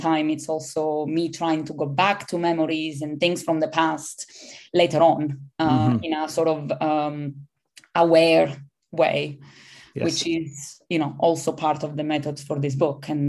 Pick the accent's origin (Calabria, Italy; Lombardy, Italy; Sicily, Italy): Calabria, Italy; English is a second language; also born or lived in Aspromonte; now in United Kingdom; I grew up in Calabria, in the north of the region